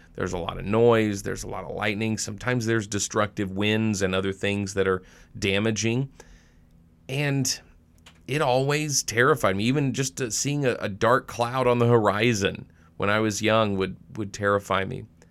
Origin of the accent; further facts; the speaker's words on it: Arkansas, United States; now in Monroe, Wisconsin, United States; I grew up in Arkansas